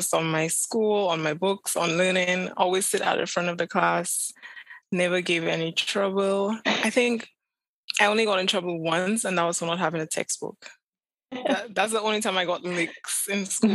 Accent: Vieux-Fort, Vieux Fort, St. Lucia; moved away as an adult; also born or lived in Castries, St. Lucia / Chicago; I was born and raised in Beaufort, St. Lucia. It's the southernmost town in St. Lucia.

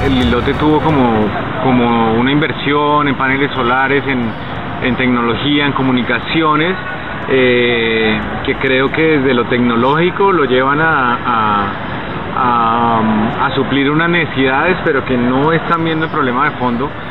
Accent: Colombia

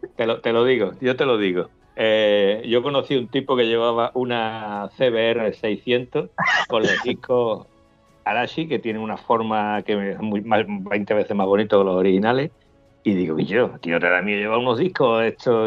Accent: Almonte, Andalusia, Spain; mi pueblo, en Almonte

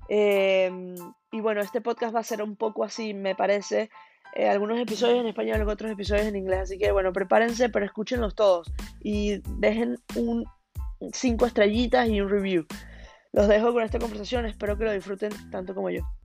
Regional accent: Venezuela; now in Hong Kong; soy una venezolana ex jugadora de tenis profesional

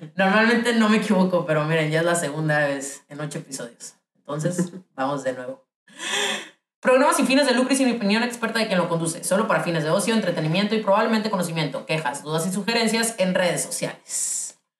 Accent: Ciudad Obregón, Sonora, Mexico; moved away; soy de Obregón y es un lugar bien pequeño

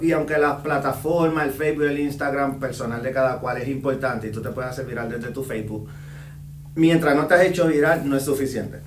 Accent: Puerto Rico; moved away as an adult; also born or lived in Dominican Republic; now in Indianapolis, United States; yo soy originario de República Dominicana, eh, me crié en Puerto Rico

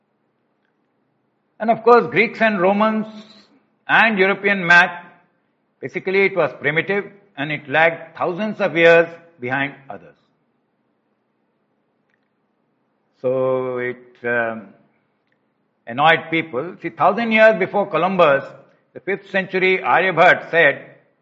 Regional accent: India; As an Indian

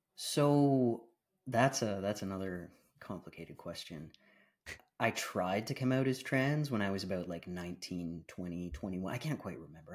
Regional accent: Canada; also born or lived in Bahamas / British Columbia, Canada; now in Ontario, Canada; I was born in Canada, um, but I grew up between, uh, Canada and the Bahamas Islands

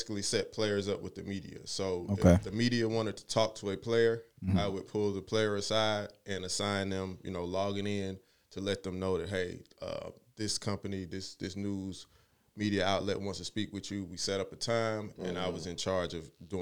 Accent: Atlanta, Georgia, United States; I grew up here in Atlanta, born and raised

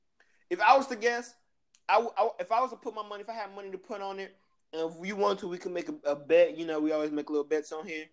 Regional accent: Bay Area, California, United States; I'm from California. I'm from the Bay Area

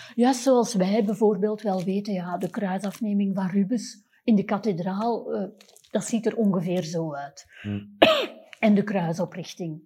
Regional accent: Antwerp, Flanders, Belgium; als Antwerpenaar

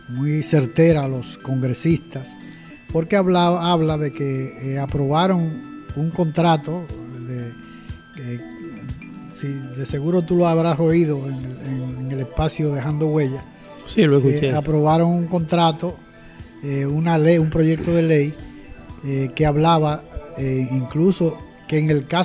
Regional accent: Montecoca, San Pedro de Macorís, Dominican Republic; born there; Yo nací en Montecoca.

